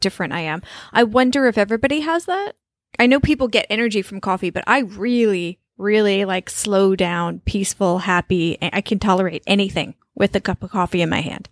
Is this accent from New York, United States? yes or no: yes; New York, United States; also born or lived in Colombia; growing up in New York